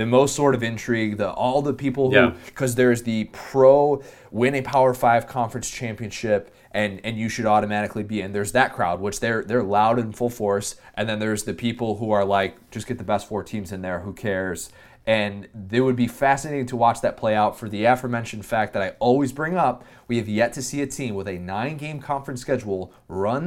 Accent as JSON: {"language": "English", "region": "Midwest", "country": "United States", "tie": "born or raised there", "moved": "yes", "lives_now": "Orlando, United States", "said": "I grew up in the Midwest"}